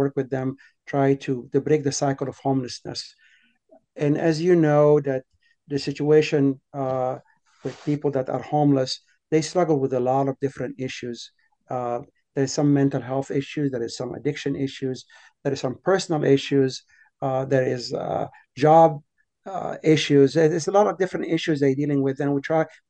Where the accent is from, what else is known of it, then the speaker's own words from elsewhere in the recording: Alexandria, Alexandria Governorate, Egypt; moved away as an adult; now in Boston, United States; I was born in Alexandria, Egypt. As a teenager, age of 13, 14 years old, I was going to a Christian school there.